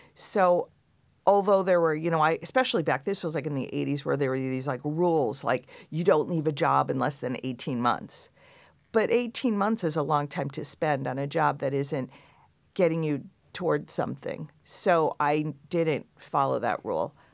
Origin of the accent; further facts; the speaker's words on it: Long Island, New York, United States; I grew up in Long Island.